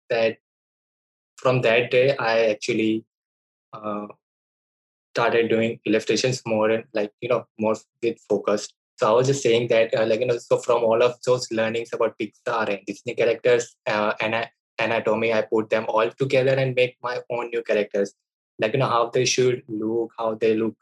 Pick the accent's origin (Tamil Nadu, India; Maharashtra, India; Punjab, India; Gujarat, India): Gujarat, India; Ahmedabad; I'm from Ahmedabad as well, which is like a metro city of Gujarat, India.